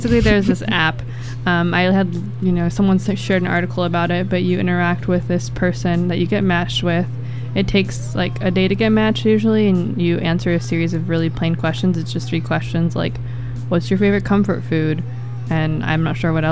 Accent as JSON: {"language": "English", "town": "Belmont", "region": "California", "country": "United States", "tie": "born or raised there", "said": "where I grew up in California in the Bay Area"}